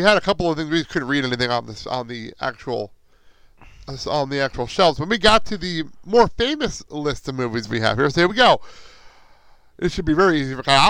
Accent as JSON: {"language": "English", "town": "Garfield", "region": "New Jersey", "country": "United States", "tie": "born or raised there", "said": "It is now located in Garfield, New Jersey, which is my hometown"}